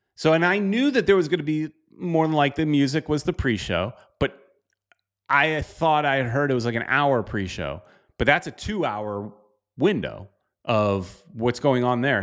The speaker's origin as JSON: {"language": "English", "region": "South Florida", "country": "United States", "tie": "born or raised there", "said": "my hometown stadium"}